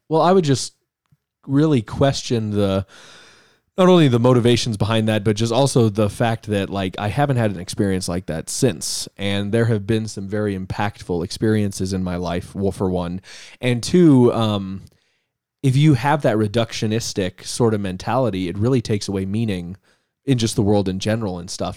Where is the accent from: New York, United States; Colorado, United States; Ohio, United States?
Colorado, United States; Denver; also born or lived in Littleton, Colorado / Castle Pines, Colorado; I grew up in Denver, um, in the suburb of Littleton up north